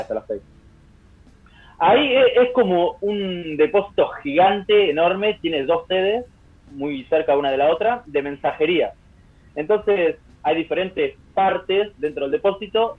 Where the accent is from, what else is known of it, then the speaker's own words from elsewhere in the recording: San Cayetano, Buenos Aires Province, Argentina; moved away as an adult; now in Denmark; en San Cayetano, en mi pueblo